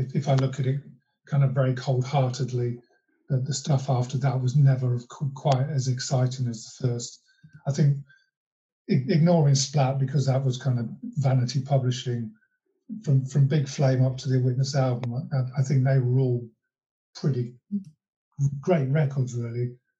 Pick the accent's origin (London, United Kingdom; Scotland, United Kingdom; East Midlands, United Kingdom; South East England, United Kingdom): East Midlands, United Kingdom; Long Eaton; John Walters was from my hometown of Long Eaton.